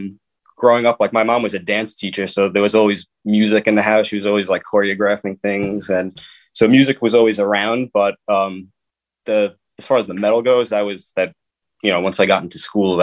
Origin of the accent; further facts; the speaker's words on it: New York City, New York, United States; Born and raised in Staten Island, home